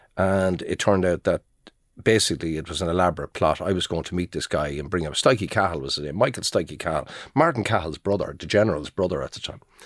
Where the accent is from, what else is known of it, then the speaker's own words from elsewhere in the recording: Ireland; I'm from Balnamore, just down the road, I'm just down the road. I'm a neighbour, I'm with the Leitrim Observer